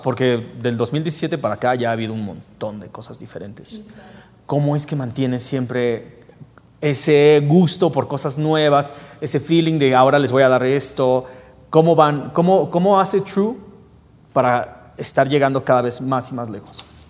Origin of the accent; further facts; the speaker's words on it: Mexico; aquí en México